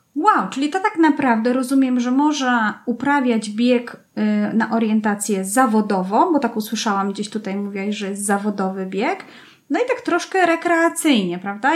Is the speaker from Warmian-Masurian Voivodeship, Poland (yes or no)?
no; Kłodzko, Lower Silesian Voivodeship, Poland; wychowałam się w Kłodzku, czyli w centrum Kotliny Kłodzkiej